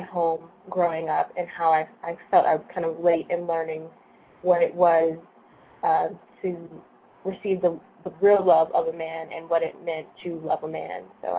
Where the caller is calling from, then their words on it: Boston, Massachusetts, United States; I'm calling from Boston, Massachusetts.